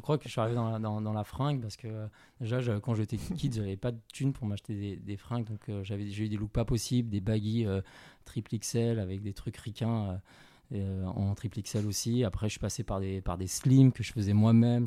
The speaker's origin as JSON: {"language": "French", "town": "Paris", "region": "Île-de-France", "country": "France", "tie": "born or raised there", "also_born_or_lived": "China", "said": "je suis né en Chine, j'ai grandi à, Paris, en banlieue parisienne"}